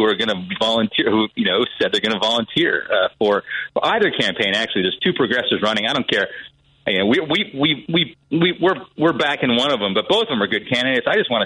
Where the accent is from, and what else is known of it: Wisconsin, United States